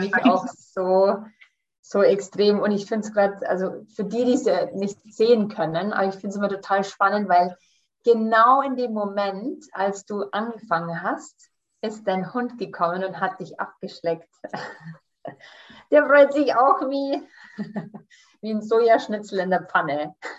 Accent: Canada; now in Munich, Germany; ich komme aus München, ich bin in Kanada geboren und da aufgewachsen

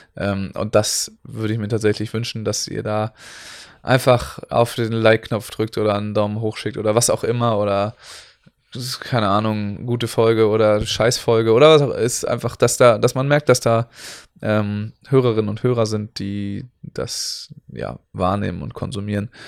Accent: Northern Germany, Germany; für uns Nordlichter

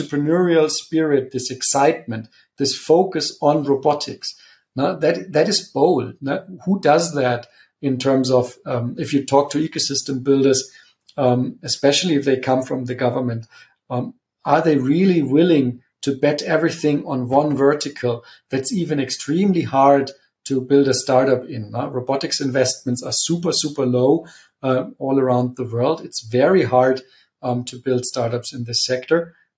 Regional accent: Munich, Bavaria, Germany; my hometown, Munich

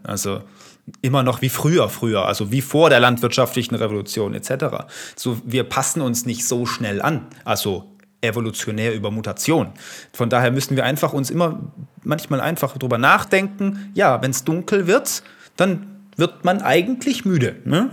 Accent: Italy; Ich bin Italiener. Damit bin ich aufgewachsen

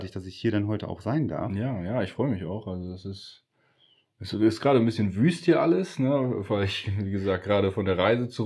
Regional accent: Appeldorn, Lower Saxony, Germany; Ja, ich wohne oder ich komme aus, aus Appeldorn beim Meppen.

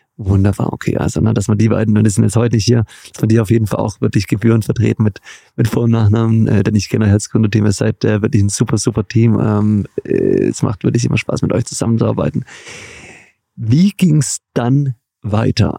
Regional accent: Göppingen, Baden-Württemberg, Germany; Ich bin in der Perle Europas, der Heimat Jürgen Klinsmanns im schönen Göppingen, Baden-Württemberg geboren.

